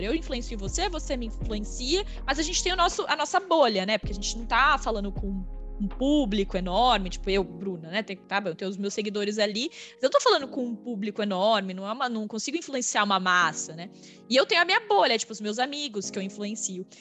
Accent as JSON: {"language": "Portuguese", "region": "interior of São Paulo state", "country": "Brazil", "moved": "yes", "said": "Eu sou uma menina que vim do interior de São Paulo, não sou uma menina de São Paulo"}